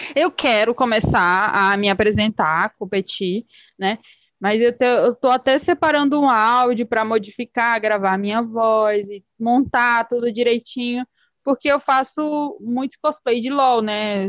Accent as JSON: {"language": "Portuguese", "region": "Pará", "country": "Brazil", "accent": "chiado", "moved": "yes", "said": "porque eu falo muito chiando, né? Sim. Eu sou paraense. Uhum. Mas eu moro aqui"}